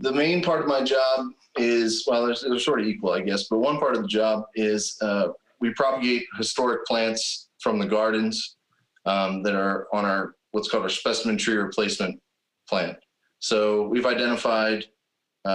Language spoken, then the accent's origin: English; West Grove, Pennsylvania, United States; I grew up in West Grove, PA, which is just down the road here from Longwood